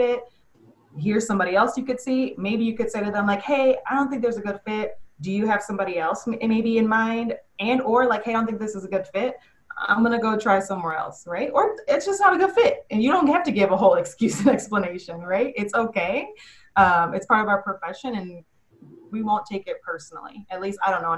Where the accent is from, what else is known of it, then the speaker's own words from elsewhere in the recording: Chicago, Illinois, United States; now in Dallas, United States; I'm from Chicago